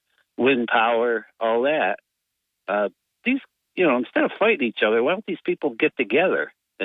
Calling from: Binghamton, New York, United States; … from Binghamton.

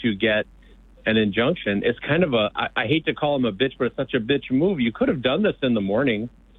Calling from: Lansing, Michigan, United States; Yeah, I'm from Lansing.

